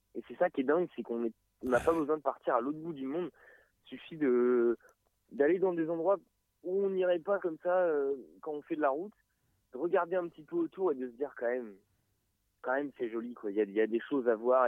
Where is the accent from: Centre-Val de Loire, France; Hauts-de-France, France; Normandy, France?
Normandy, France; Évreux; on vient d'Evreux euh, vallée magnifique.